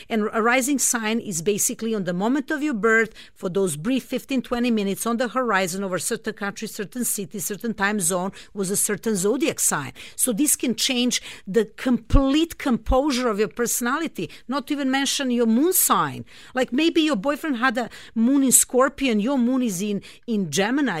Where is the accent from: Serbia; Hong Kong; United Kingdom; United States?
Serbia; Belgrade; moved away; I grew up in Serbia. I'm originally from Belgrade, Serbia